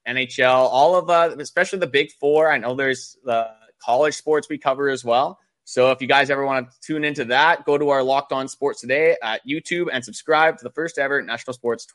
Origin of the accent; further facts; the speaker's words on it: Winnipeg, Manitoba, Canada; we're from Winnipeg